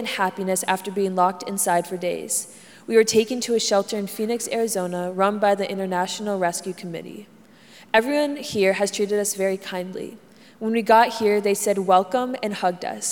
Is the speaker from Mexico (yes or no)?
no; Honduras; moved away as an adult; now in United States; I left my whole family back in Honduras, and I want to go back there one day.